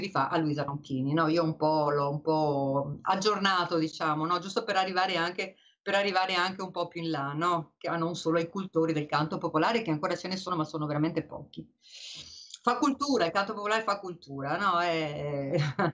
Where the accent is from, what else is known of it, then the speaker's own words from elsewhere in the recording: Venice, Veneto, Italy; io che sono veneziana e ti ho Dio sanca io abitavo in una casa dove non c'era il bagno